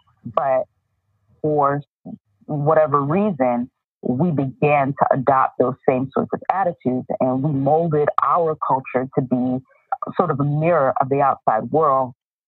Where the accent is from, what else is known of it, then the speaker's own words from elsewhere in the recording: East Coast, United States; But, you know, growing up on the East Coast, there are always these tales of the integration of the West